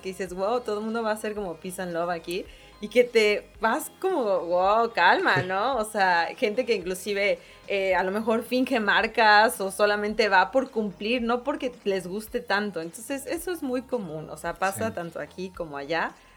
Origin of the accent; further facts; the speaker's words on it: Mexico City, Mexico; accent: chilanga; moved away as an adult; now in Monterrey, Mexico; Y yo, de Ciudad de México